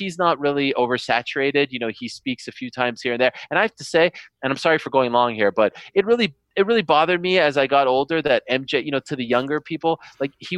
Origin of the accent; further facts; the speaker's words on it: Montreal, Quebec, Canada; I grew up in Montreal, and for some reason we were not hockey fans at all